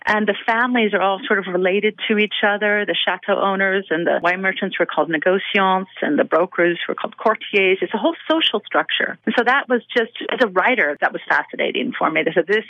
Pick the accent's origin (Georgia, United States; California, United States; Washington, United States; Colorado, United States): Washington, United States; moved away as an adult; also born or lived in Los Angeles / Bordeaux; So I grew up in Washington State. So I grew up appreciating wine. And then I lived in Los Angeles for over a decade.